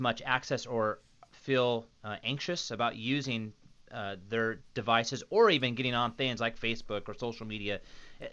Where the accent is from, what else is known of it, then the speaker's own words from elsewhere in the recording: Phoenix, Arizona, United States; Phoenix, my hometown, where I grew up